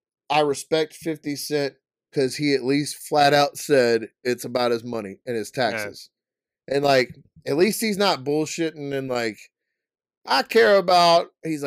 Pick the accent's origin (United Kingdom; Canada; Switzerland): Canada; I'm from Canada.